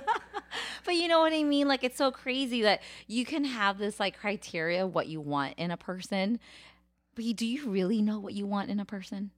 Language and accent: English; United States; I'm American, I'm Cambodian, and now I'm Thai Dum